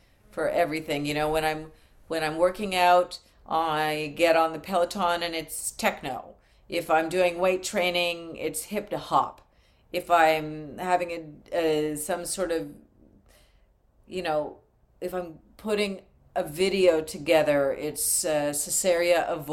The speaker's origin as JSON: {"language": "English", "country": "Canada", "moved": "yes", "said": "I've recently only become an American. I'm Canadian"}